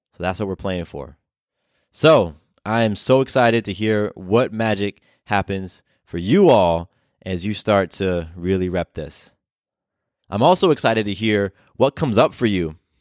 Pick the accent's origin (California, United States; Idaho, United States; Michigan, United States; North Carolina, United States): California, United States; also born or lived in Florida; now in Atlanta, United States; I was born in California. I spent a lot of years in Florida